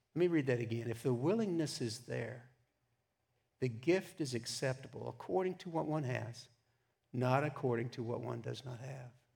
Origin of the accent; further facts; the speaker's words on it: Texas, United States; I grew up in Texas